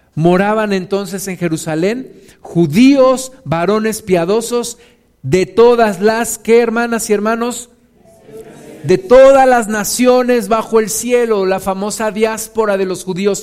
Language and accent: Spanish; Mexico